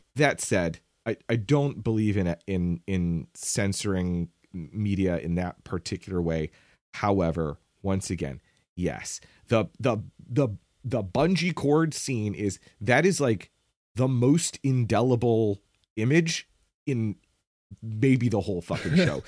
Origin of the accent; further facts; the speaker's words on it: United States; my specific experience as an American